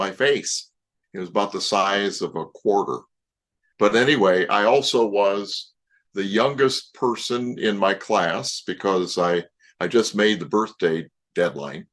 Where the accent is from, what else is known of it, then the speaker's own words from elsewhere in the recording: Toledo, Ohio, United States; I grew up in Toledo, Ohio.